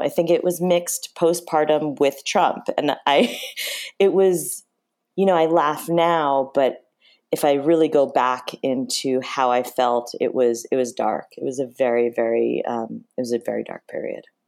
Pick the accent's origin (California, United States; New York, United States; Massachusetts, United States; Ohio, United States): New York, United States; Chappaqua; we grew up in Chappaqua